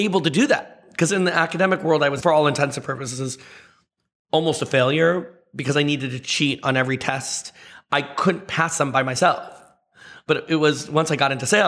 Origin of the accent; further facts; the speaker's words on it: the Valley, California, United States; also born or lived in Seattle; I grew up in the Valley